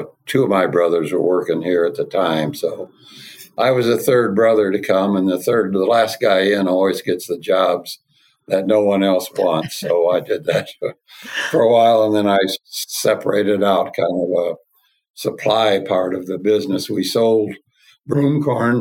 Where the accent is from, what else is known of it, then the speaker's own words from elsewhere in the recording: Arcola, Illinois, United States; I was born here in Arcola. In fact, I lived in the house that I grew up in.